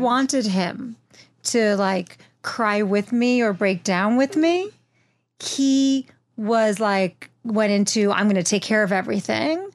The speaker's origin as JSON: {"language": "English", "town": "Wayne", "region": "New Jersey", "country": "United States", "moved": "yes", "lives_now": "Los Angeles, United States"}